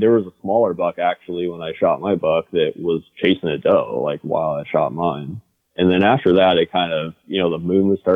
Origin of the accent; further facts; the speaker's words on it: Western Washington, United States; I grew up in Western Washington